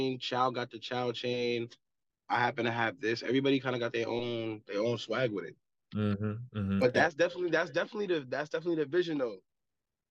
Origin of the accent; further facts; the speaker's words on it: Mapso, New Jersey, United States; I'm from Mapso